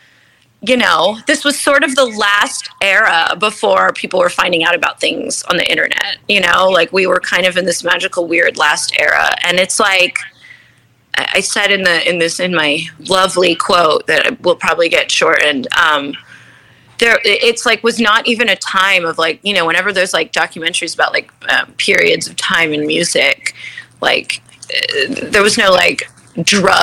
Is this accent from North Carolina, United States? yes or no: no; New Jersey, United States; moved away as an adult; also born or lived in Los Angeles; now in New York, United States; I am from the part of New York called New Jersey